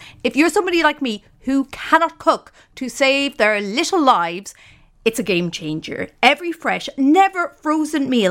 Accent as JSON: {"language": "English", "country": "Ireland", "said": "I come from Ireland"}